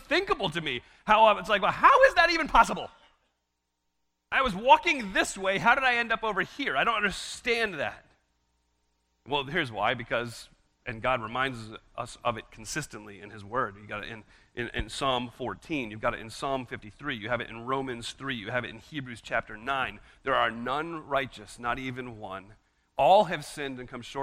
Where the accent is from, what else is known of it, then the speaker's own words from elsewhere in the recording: United States; as an American